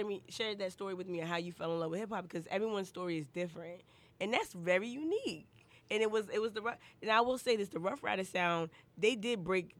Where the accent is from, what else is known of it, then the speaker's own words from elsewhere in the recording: Northeast, United States; now in Charleston, United States; I grew up in the Northeast